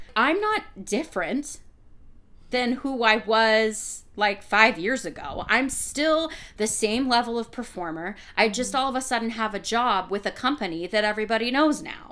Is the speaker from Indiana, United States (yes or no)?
no; Massachusetts, United States; I was born in Massachusetts